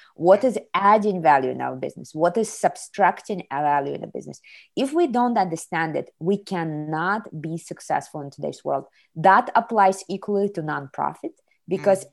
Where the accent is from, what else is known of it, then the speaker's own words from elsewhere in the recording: Kazakhstan; moved away as an adult; now in Ohio, United States; I was born in the Soviet Union, raised in Kazakhstan, and in 98 I came to the United States to study in college